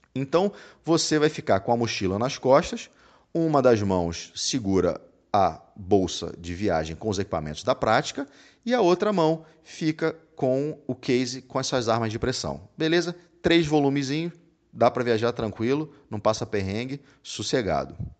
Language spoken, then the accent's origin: Portuguese; Rio de Janeiro, Brazil; now in Salvador, Brazil; No Rio, putz, eu sou carioca, eu morava lá